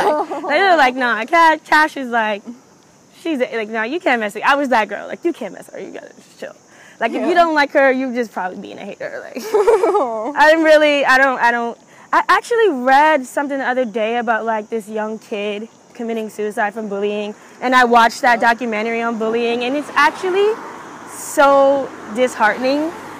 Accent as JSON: {"language": "English", "town": "Brooklyn", "region": "New York", "country": "United States", "tie": "born or raised there", "said": "because growing up in Brooklyn, that's what I grew up on."}